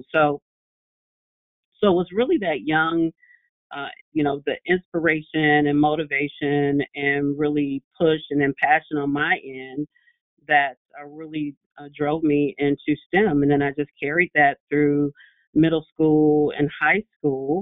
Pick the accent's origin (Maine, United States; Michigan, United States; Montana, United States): Michigan, United States; Detroit; I grew up in Detroit. I always pride myself on the fact that I am a product of Detroit public schools.